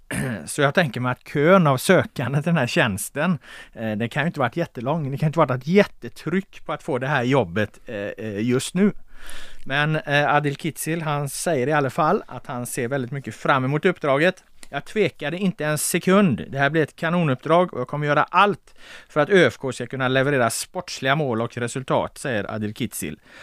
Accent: Gothenburg, Västra Götaland, Sweden; jag är från Göteborg

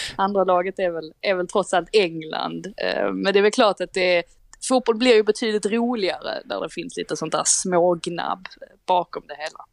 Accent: Sweden; Vi är trots allt svenskar

